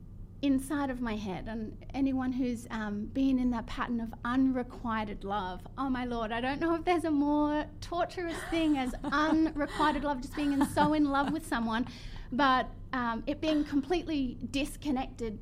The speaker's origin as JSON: {"language": "English", "town": "Brisbane", "region": "Queensland", "country": "Australia", "moved": "as an adult", "lives_now": "United States", "said": "I'm from Brisbane, Australia"}